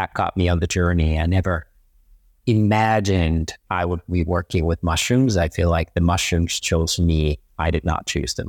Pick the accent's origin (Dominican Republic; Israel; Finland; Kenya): Finland; And they're also massive where I'm originally from. So I am from Finland, and Northern Europeans and Nordics and Scandinavians have been very mushroom friendly. And same with me, I grew up on a farm